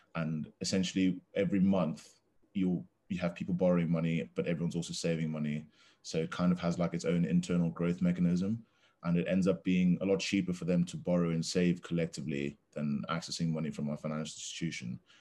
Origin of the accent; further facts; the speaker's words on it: Zambia; now in Durham, United Kingdom; I'm from Zambia, um, currently finishing my economics degree at Durham University